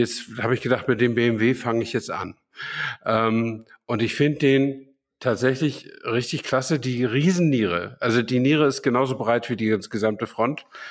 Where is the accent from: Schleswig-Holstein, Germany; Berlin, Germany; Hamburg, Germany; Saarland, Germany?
Schleswig-Holstein, Germany; Flensburg; moved away; in Flensburg, meiner alten Heimat